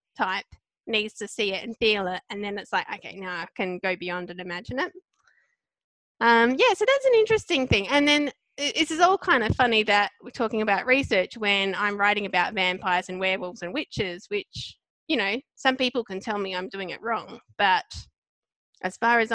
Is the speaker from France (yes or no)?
no; Australia; as an Aussie, we'd always watch American TV shows